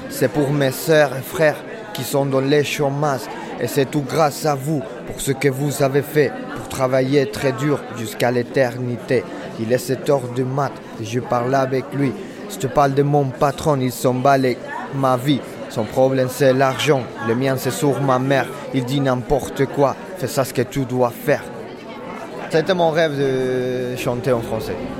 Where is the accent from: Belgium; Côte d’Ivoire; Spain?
Spain; Madrid, Community of Madrid; French is a second language; moved away as an adult; now in Marseille, France; Je viens de Madrid et du coup, je suis arrivé à Marseille parce que j'adore la langue française et j'avais très envie de l'apprendre